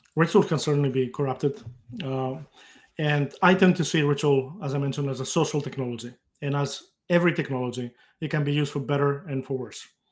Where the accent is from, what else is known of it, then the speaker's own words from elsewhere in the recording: Greece; moved away as an adult; now in United States; I grew up in Greece, uh, at a time just before the internet became, uh, available